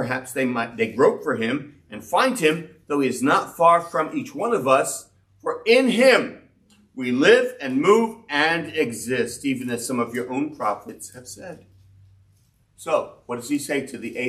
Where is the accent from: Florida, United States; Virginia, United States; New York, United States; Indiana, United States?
New York, United States; New York City; I grew up in Brownsville. 336 Blake Avenue was the first address I wrote down in my school papers.